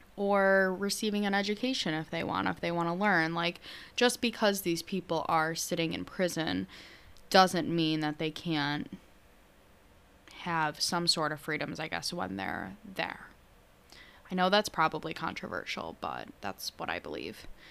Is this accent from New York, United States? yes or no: yes; New York, United States; I'm from New York.